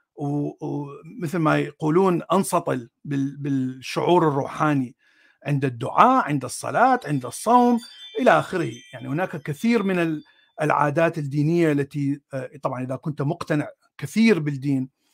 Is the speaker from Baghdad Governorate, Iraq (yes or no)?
yes; Baghdad, Baghdad Governorate, Iraq; أنا من العراق، ولدت في بغداد، من، آه، عائلة سنية أصلها من الموصل